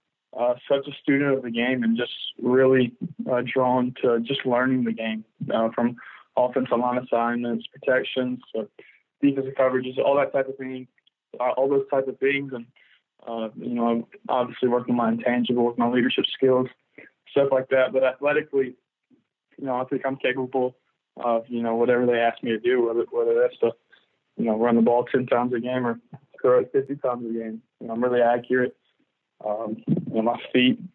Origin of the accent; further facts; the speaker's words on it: Starkville, Mississippi, United States; growing up in Starkville my whole entire life